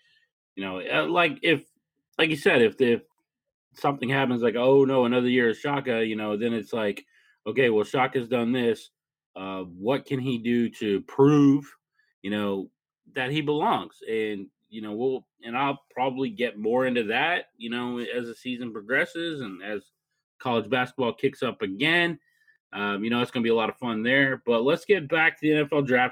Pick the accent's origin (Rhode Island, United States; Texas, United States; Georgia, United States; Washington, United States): Texas, United States; Lubbock; I grew up in Lubbock, Texas.